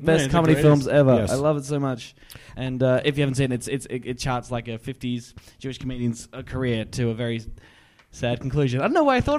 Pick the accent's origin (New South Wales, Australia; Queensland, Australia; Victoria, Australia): Victoria, Australia; Warrnambool; also born or lived in Melbourne, Australia; now in Sydney, Australia; I'm from country Victoria, from Warrnambool. And then I lived in Melbourne, and now I live in Sydney.